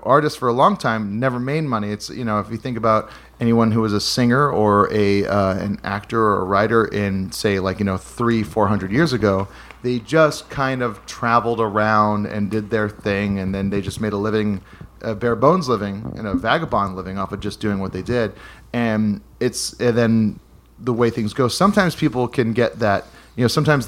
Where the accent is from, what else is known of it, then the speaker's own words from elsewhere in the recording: Hawaii, United States; a buddy of mine, Dustin, that I grew up with in Hawaii